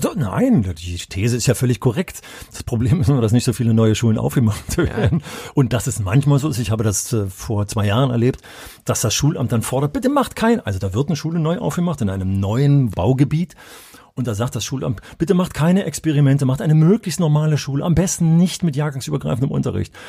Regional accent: Berlin, Germany; ich hätte mich als Berliner nie getraut

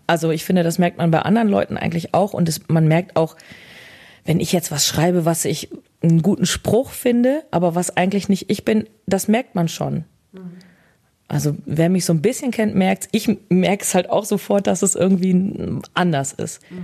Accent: Bielefeld, North Rhine-Westphalia, Germany; schon hier. Ja, ich bin immer hier gewesen. Bin hier nicht rausgekommen

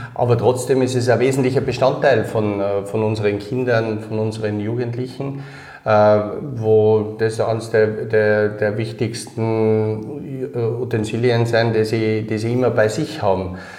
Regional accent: Innsbruck, Tyrol, Austria; also born or lived in Kirchdorf (Upper Austria); aufgewachsen bin ich dann in Innsbruck

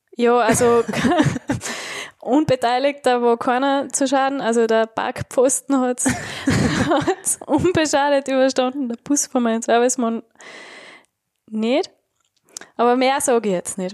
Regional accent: Tyrol, Austria; ich bin Tirolerin

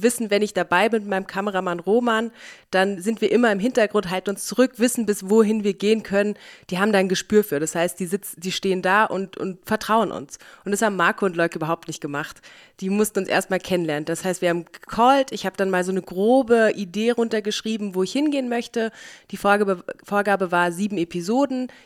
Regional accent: Berlin, Germany; Ich komme nämlich aus Berlin eigentlich und jeder fragt mich, wie kann man da Skifahren?

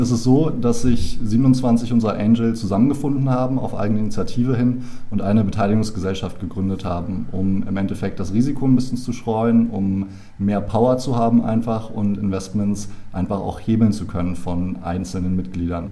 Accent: Berlin, Germany; also born or lived in Ireland; ich komme aus Berlin, bin hier geboren

